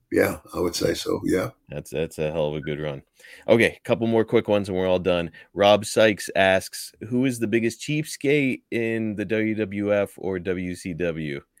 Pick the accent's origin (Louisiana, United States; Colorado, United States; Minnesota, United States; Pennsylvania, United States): Pennsylvania, United States; Pittsburgh; Ted, I'm from Pittsburgh.